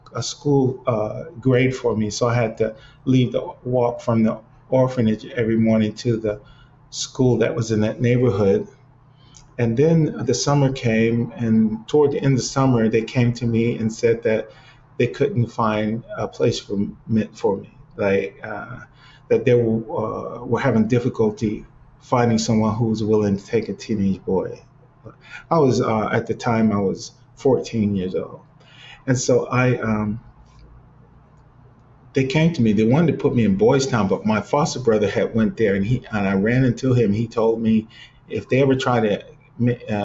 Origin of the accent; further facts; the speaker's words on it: Cleveland, Ohio, United States; moved away; back in Cleveland because, you know, it's my hometown